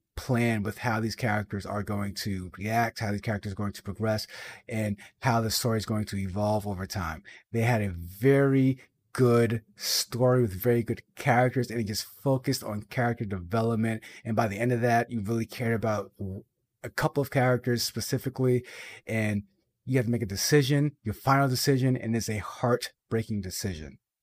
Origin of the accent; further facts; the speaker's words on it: Boston, Massachusetts, United States; I'm from Boston